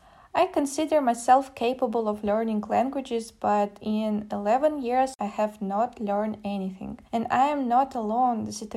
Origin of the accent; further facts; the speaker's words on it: Kazan, Tatarstan, Russia; English is a second language; I'm Tatar, and I was born in Kazan.